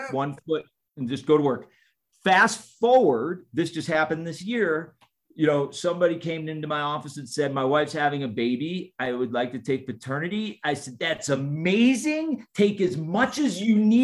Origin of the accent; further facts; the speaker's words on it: Chicago, Illinois, United States; also born or lived in Canada; I'm from Chicago